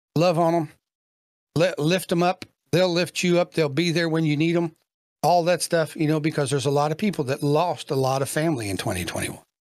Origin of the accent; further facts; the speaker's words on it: Kentucky, United States; I'm from Kentucky